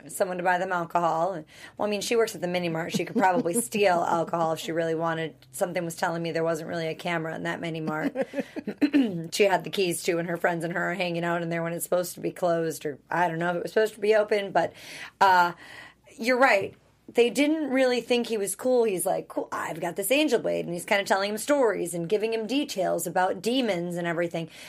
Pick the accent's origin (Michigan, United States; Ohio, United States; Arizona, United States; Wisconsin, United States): Wisconsin, United States; moved away; I'm also from Wisconsin, town of seven thousand people